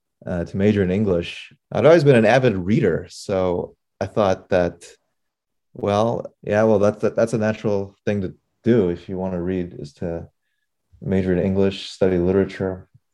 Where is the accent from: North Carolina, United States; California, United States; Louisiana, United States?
California, United States; Palos Verdes; Even I grew up in Palos Verdes, California.